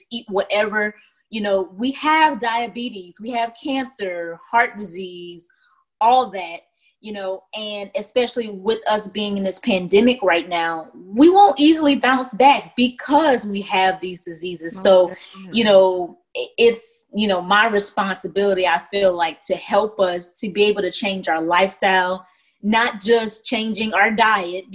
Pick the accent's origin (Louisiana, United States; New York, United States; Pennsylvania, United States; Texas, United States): Louisiana, United States; Lafayette; I am originally from Lafayette, Louisiana